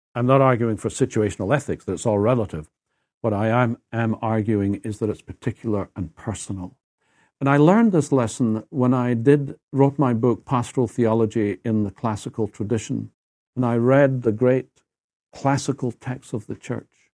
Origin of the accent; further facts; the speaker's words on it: Edinburgh, Scotland, United Kingdom; accent: Scottish; moved away as an adult; now in United States; my sense of things is actually European. I, thirty-one years, I lived my life in Edinburgh, in Scotland. I'm not American